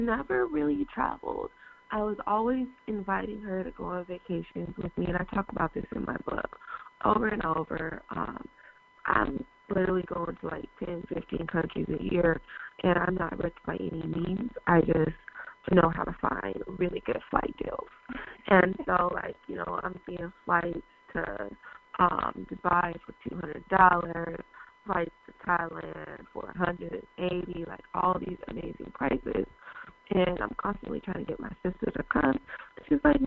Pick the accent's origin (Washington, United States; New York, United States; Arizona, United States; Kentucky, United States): Washington, United States; Seattle; born or raised there; moved away